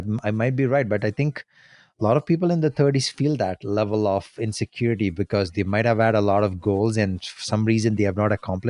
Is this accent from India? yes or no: yes; India; moved away as an adult; now in Canada; when I was in my early 20s, when I moved to Canada from India